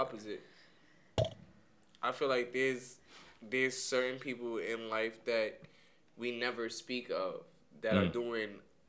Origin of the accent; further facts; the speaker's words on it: New York City, New York, United States; I'm West Indian. I don't know if that's just West Indian mothers, but I'm a West Indian Brooklyn nigga.